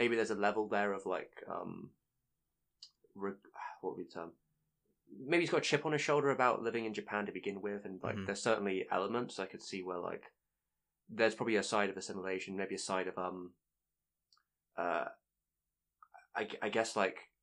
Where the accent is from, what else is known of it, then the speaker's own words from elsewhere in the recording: England, United Kingdom; Being English